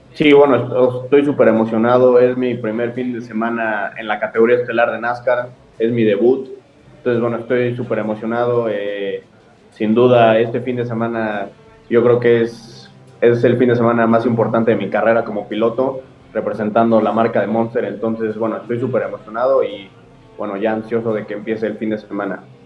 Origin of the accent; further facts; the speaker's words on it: Mexico; como mexicano